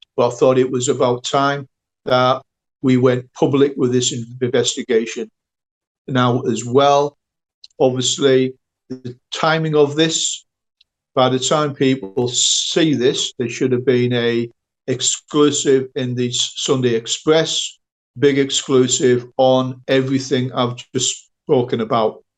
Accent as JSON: {"language": "English", "country": "United Kingdom", "said": "I'm a British national"}